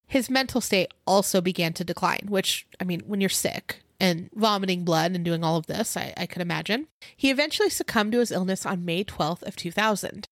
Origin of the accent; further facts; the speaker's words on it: Simi Valley, California, United States; moved away; my hometown in Simi Valley